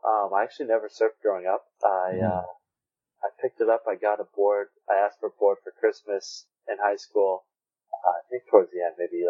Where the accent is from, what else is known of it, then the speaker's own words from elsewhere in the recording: San Diego, California, United States; Growing up in San Diego, you grow up going to the beach